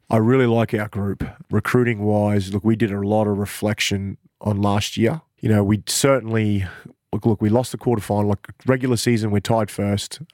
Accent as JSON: {"language": "English", "town": "Cairns", "region": "Queensland", "country": "Australia", "moved": "yes", "lives_now": "Mackay, Australia", "said": "I'm from Cairns"}